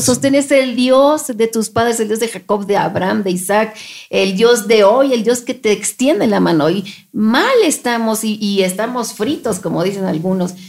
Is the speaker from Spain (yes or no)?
no; Mexico; somos mexicanos nosotros